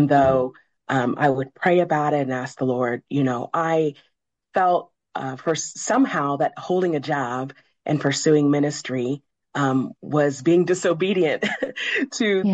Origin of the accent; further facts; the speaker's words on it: Midwest, United States; I grew up in the Midwest.